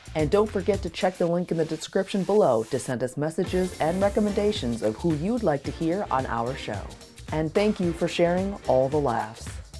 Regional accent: Zimbabwe; moved away as an adult; now in United States; I'm from Zimbabwe

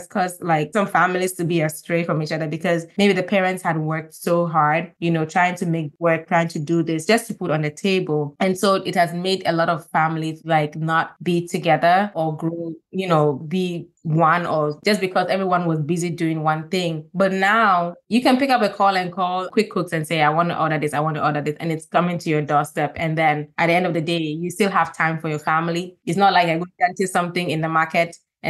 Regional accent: Gambia; also born or lived in Ghana; I'm from Ghana, I grew up in Gambia.

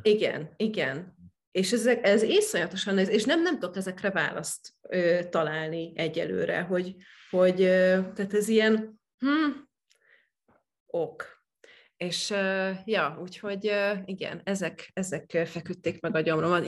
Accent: Eastern Hungary, Hungary; én is Kelet-Magyarországon nőttem fel

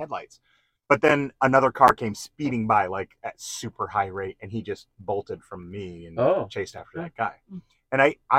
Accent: Wanaque, New Jersey, United States; accent: East Coast; moved away; I'm from New Jersey too. Where are you?" I was in Wanacue, New Jersey, northern New Jersey.

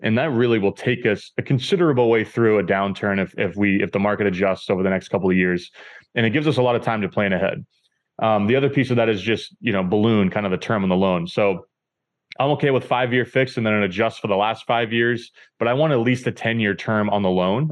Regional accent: New Hampshire, United States; moved away as an adult; now in Boston, United States; I currently live in Boston, Massachusetts. I grew up in New Hampshire, um, so I've always lived in the Northeast.

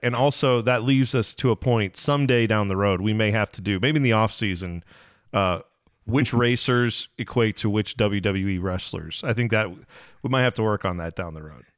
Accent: Midwest, United States; we're from the Midwest

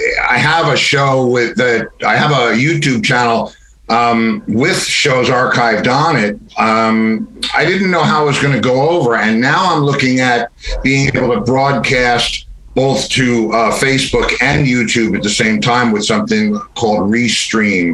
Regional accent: White Plains, New York, United States; moved away as an adult; now in Florida, United States; In White Plains, New York, in a garden apartment

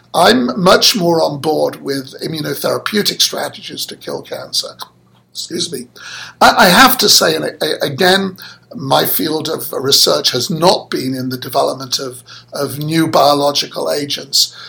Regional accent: Manchester, North West England, United Kingdom; moved away; I was born and brought up in Manchester, that's in the north of England.

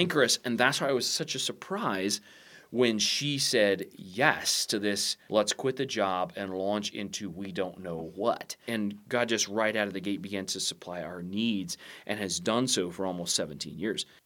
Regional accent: United States; I'm a Christian first, I'm an American second

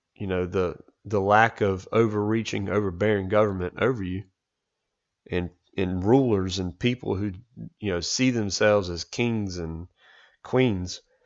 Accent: United States; as much as I love being an American

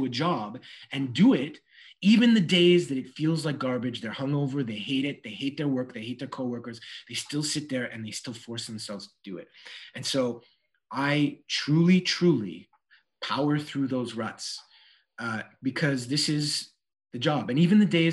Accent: Montreal, Quebec, Canada; this goes way back in NDG, back in the NDG days

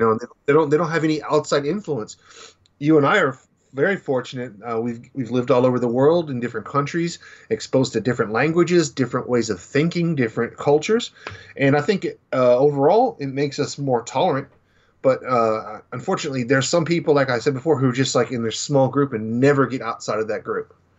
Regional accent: Dallas, Texas, United States; growing up in Dallas

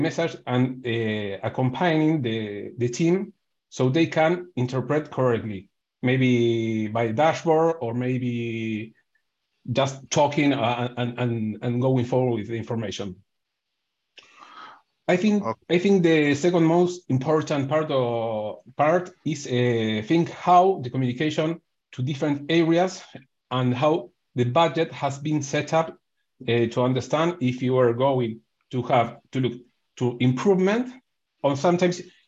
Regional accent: Argentina; I'm from Argentina

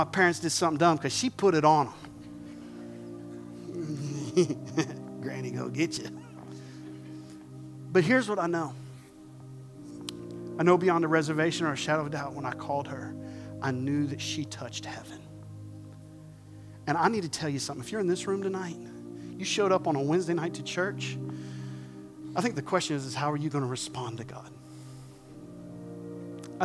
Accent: southern South Carolina, United States; I'm from South Carolina. I'm from the southern part of South Carolina

